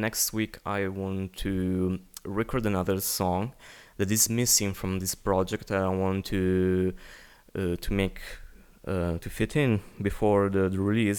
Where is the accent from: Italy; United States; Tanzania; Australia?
Italy; first language Italian; English is a second language; I'm, I'm Italian, so it's my native language